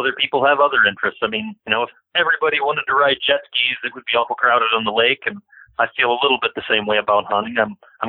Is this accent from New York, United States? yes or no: no; Bowling Green, Ohio, United States; also born or lived in Norwalk, Ohio; I was born and raised just outside of Bowling Green, Ohio